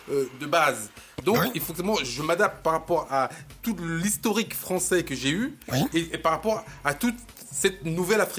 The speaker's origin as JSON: {"language": "French", "country": "Cameroon", "lives_now": "France", "said": "Je suis camerounais. Je suis camerounais. Je vis en France. Je prends les coutumes françaises."}